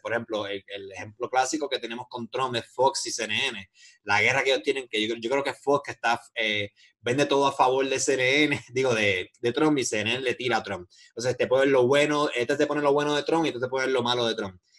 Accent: Puerto Rico; yo soy de Puerto Rico

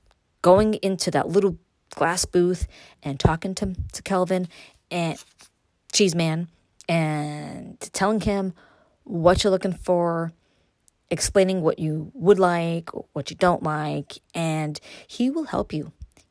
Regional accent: New York City, New York, United States; moved away as an adult; now in Upstate New York, United States; growing up in Brooklyn, born and raised there.

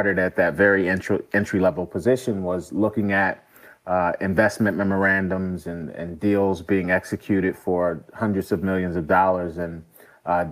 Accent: Philadelphia, Pennsylvania, United States; moved away as an adult; also born or lived in Los Angeles; now in New York City, United States; I actually grew up in Philadelphia in the 80s

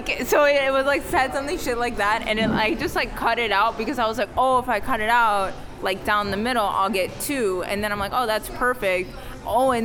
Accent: New York City, New York, United States; I'm from Kips Bay. I'm from Midtown

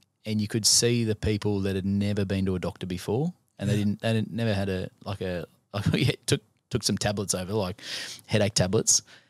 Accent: India; It's easy for me to align with it because I am Indian.

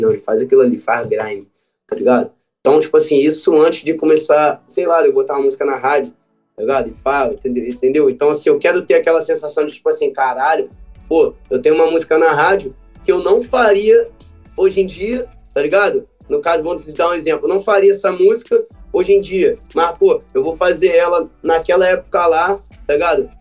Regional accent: Rio de Janeiro, Brazil; mesmo sendo carioca

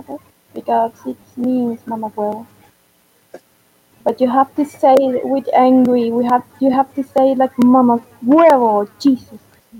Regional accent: Venezuela; I'm from Venezuela

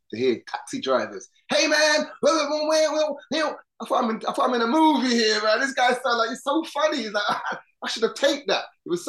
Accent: London, United Kingdom; I grew up in London and stuff. And even though I'm Trini, I'm heritage

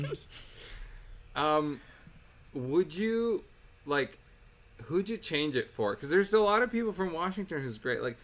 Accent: Bogota, Colombia; moved away; I grew up in Bogota, and Bogota is like the biggest city in Colombia

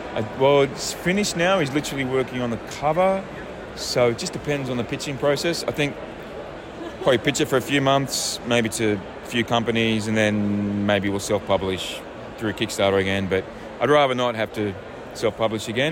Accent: Australia; moved away as an adult; also born or lived in The Hague, Netherlands; now in France; I'm an Australian and I live in France, but I lived in The Hague for 11 years

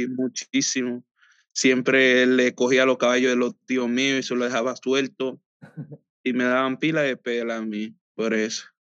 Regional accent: Samaná, Dominican Republic; moved away as an adult; also born or lived in Santo Domingo, Dominican Republic; now in United States; Hasta como ocho o nueve años de ahí me fui hacia la capital con mi papá

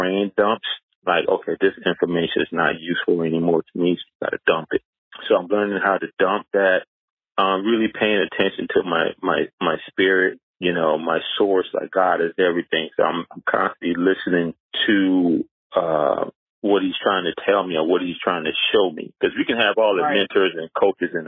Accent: Charleston, South Carolina, United States; moved away as an adult; also born or lived in New York; Growing up in Charleston, South Carolina, it was more, at that time in the 70s and 80s

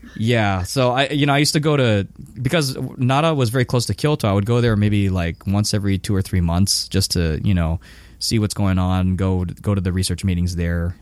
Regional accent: Hawaii, United States; moved away as an adult; also born or lived in Japan; I'm from Hawaii, so I was back in Hawaii for like two years living at my parents' house

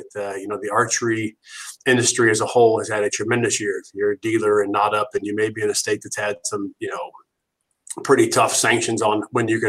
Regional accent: Ohio, United States; I'm from Ohio

